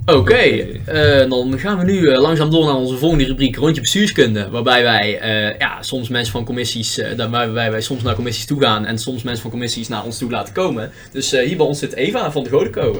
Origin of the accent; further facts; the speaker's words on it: Netherlands; We hebben in Nederland heel weinig wat ons bindt als volk